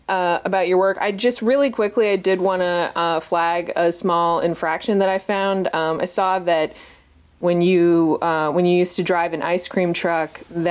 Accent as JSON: {"language": "English", "region": "Massachusetts", "country": "United States", "said": "my home state of Massachusetts"}